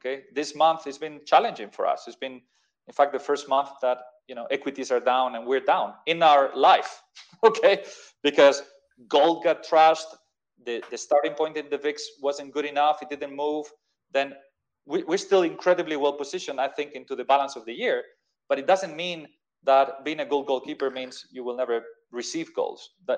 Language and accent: English; Madrid, Community of Madrid, Spain; moved away as an adult; also born or lived in London, United Kingdom; I'm from Madrid